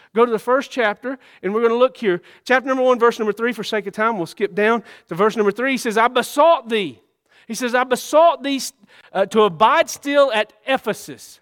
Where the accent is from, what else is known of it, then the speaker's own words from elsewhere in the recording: Georgia, United States; I was born in Georgia. I was born in Georgia. I'm a Georgia boy